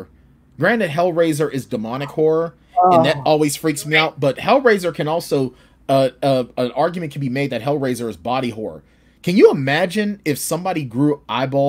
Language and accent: English; Pittsburgh, Pennsylvania, United States; I'm from Pittsburgh